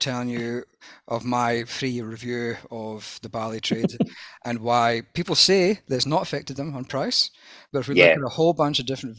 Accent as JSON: {"language": "English", "region": "Scotland", "country": "United Kingdom", "moved": "yes", "lives_now": "Australia", "said": "the dour Scotsman that I seem to have been stereotyped as, and my people have been stereotyped as for 1,000 years."}